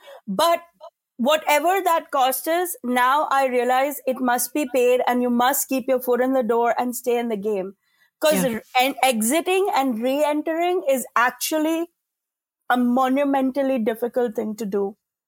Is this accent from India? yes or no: yes; India; And I like as an Indian woman, it's killing me to say this